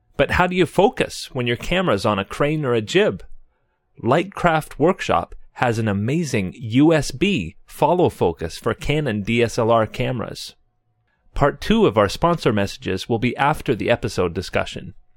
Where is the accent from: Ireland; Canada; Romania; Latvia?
Canada; as a Canadian